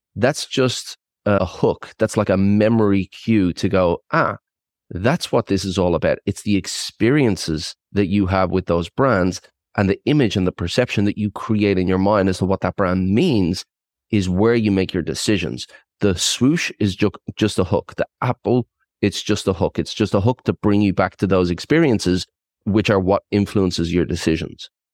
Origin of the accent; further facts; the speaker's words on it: Ireland; moved away as an adult; also born or lived in Australia / south of France; now in France; I was, uh, born and bred in Ireland. I'm, uh, one hundred percent Irish and, uh, I relocated at twenty, stayed in Australia for twenty years